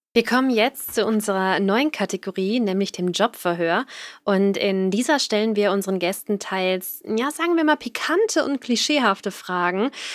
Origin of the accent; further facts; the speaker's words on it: North Rhine-Westphalia, Germany; ich komme aus Nordrhein-Westfalen